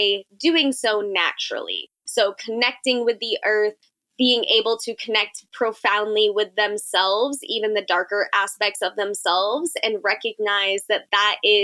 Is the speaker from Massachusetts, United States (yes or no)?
yes; Central Massachusetts, United States; I'm from Central Massachusetts